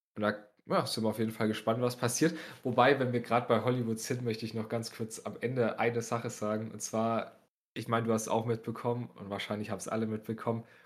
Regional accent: Bavaria, Germany

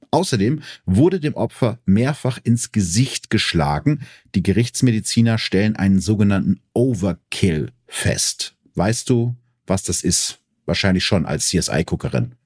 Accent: Germany; Bei uns in Deutschland

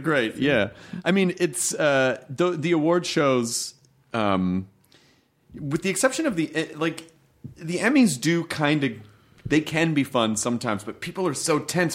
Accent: Memphis, Tennessee, United States; also born or lived in Louisville, Kentucky; I was born in Kentucky, but I grew up in Memphis.

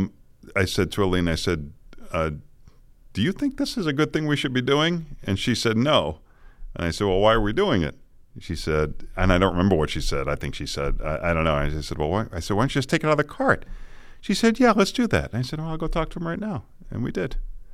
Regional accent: Boston, Massachusetts, United States; But when I was growing up in Boston, it got said a lot by all of us, all the time.

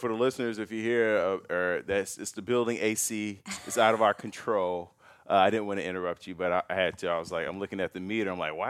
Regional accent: Chicago, Illinois, United States; It's like, I'm from Chicago.

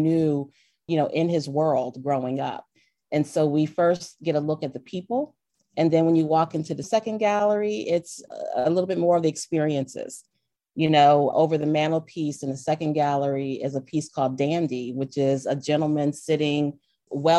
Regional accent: Delaware, United States; I grew up in Delaware, but my mother is from Alabama. My father was from Florida.

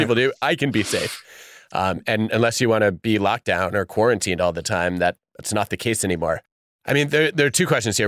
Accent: United States

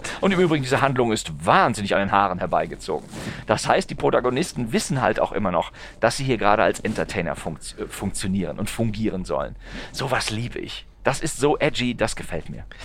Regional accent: North Rhine-Westphalia, Germany; ich bin in, in, äh, in Nordrhein-Westfalen aufgewachsen

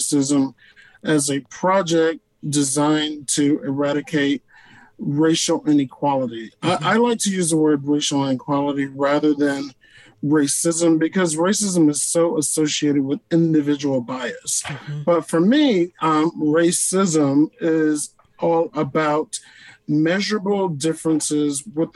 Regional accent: Deep South, United States; growing up in the Deep South with parents who lived through Jim Crow

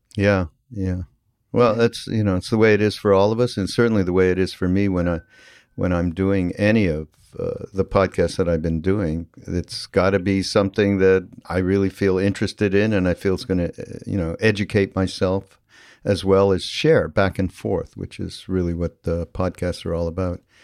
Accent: Canada; I'm from Canada, which is it is different than growing up in the United States to some degree.

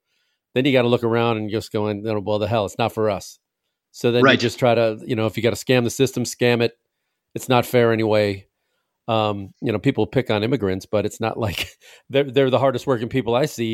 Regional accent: Chicago, Illinois, United States; when I said I was from Chicago

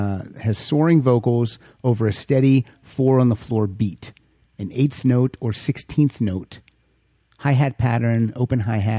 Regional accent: Pennsylvania, United States; I'm from Pennsylvania.

